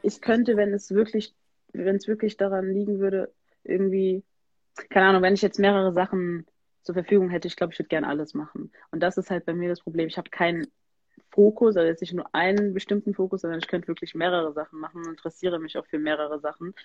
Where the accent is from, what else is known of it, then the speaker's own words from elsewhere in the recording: Germany; ich bin hier in Deutschland geboren